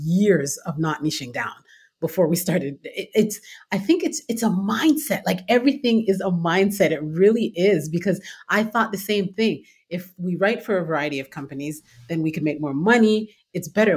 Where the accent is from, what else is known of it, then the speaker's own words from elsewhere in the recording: Toronto, Ontario, Canada; moved away as an adult; now in United States; I'm originally from Toronto, Canada. Born and raised there